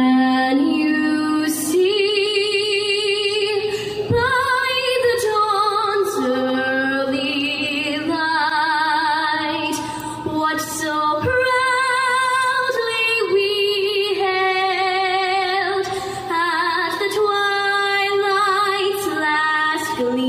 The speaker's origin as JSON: {"language": "English", "town": "New Orleans", "region": "Louisiana", "country": "United States", "said": "I'm from New Orleans, Louisiana."}